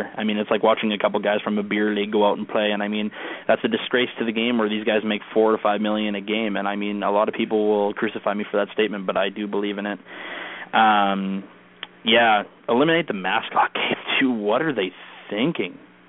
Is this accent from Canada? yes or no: yes; Canada; I mean, I'm from Canada, but I will tell you that I'm a secret Canes fan.